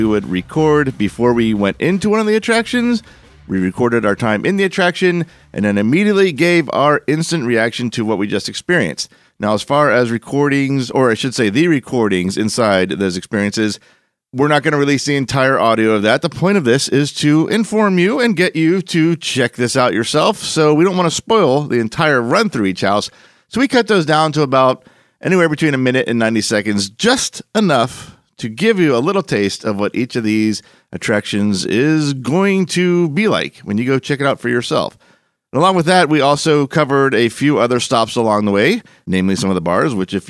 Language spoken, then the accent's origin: English; Orlando, Florida, United States; born or raised there